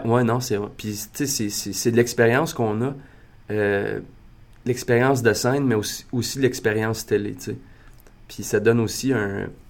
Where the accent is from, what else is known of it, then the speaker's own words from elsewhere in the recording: Maniwaki, Quebec, Canada; moi, je viens de Maniwaki. Je viens de Maniwaki, qui est une petite ville euh, dans le nord de l'Outaouais